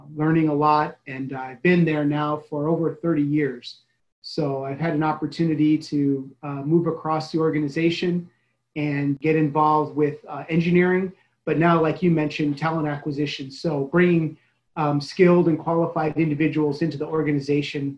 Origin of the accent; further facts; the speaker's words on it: Chicago, Illinois, United States; moved away; I'm originally from the Chicago area